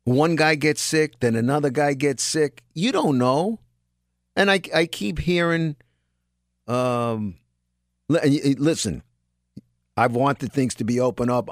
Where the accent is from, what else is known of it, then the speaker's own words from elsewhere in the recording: New York City, New York, United States; I'm a New Yorker, raised in New York